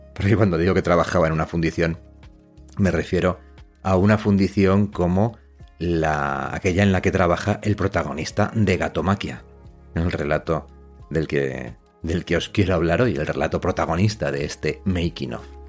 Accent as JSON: {"language": "Spanish", "town": "Los Corrales de Buelna", "region": "Cantabria", "country": "Spain", "said": "Yo soy de los Corrales de Huelna, que es un pueblecito que está en Cantabria"}